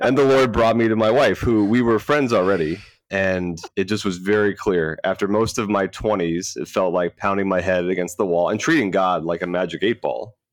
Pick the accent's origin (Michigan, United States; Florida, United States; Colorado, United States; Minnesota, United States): Florida, United States; I am a Florida native, was born and raised in the Catholic faith